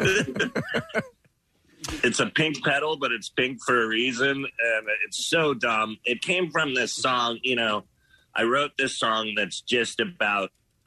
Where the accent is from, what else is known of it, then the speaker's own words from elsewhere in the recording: the Bay Area, California, United States; I'm from the Bay